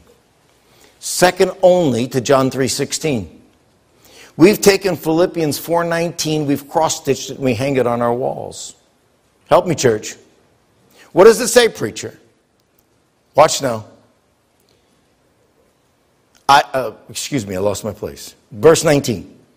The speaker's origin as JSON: {"language": "English", "town": "Bellefontaine", "region": "Ohio", "country": "United States", "tie": "born or raised there", "said": "I was born in Bellefontaine, Ohio, raised in Bellefontaine, Ohio."}